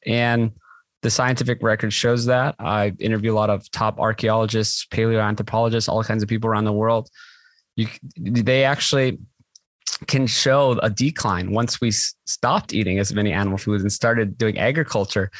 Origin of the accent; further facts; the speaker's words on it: Hawaii, United States; I grew up in Hawaii.